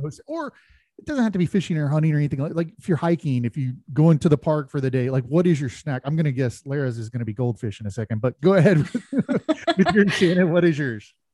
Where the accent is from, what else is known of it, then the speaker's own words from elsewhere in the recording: Polk County, Florida, United States; growing up in Polk County